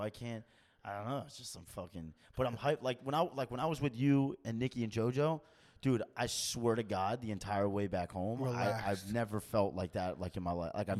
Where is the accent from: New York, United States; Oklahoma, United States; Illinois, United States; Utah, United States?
New York, United States; moved away as an adult; also born or lived in New Jersey; now in Belmont, United States; I'm from New York, so I know how that lifestyle is. Like, I grew up with it. I've been living there for 18 years.